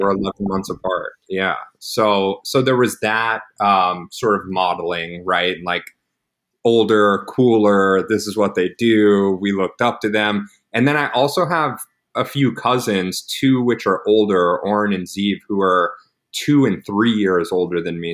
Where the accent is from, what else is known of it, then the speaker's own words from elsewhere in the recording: Dallas, Texas, United States; I grew up in Dallas, loving Jewish family